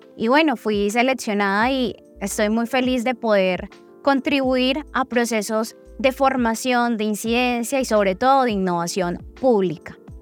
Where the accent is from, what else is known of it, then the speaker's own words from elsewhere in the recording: Putumayo, Colombia; moved away as an adult; now in Medellín, Colombia; yo soy del departamento del Putumayo. Toda mi familia en este momento está en el departamento del Putumayo. Yo vivo en Medellín hace 10 años